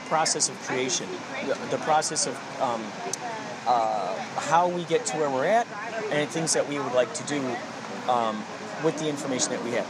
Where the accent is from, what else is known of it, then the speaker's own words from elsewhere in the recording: Chicago, Illinois, United States; Oh, Chicago.